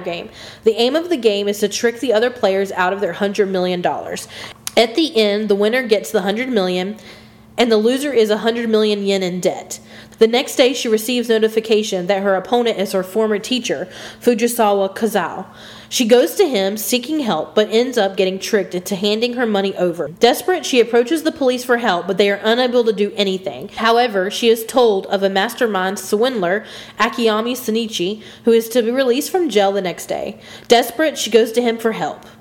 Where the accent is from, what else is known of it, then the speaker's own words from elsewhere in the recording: United States; I'm from America